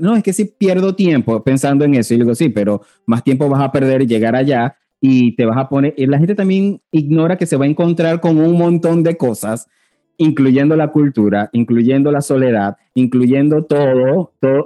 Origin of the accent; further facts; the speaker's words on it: Venezuela; moved away as an adult; also born or lived in Panama; como un venezolano o como nos llaman por ahí un veneco más